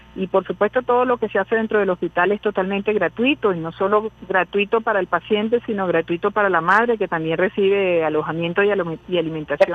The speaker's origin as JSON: {"language": "Spanish", "country": "Venezuela", "said": "como venezolanos, como venezolanas"}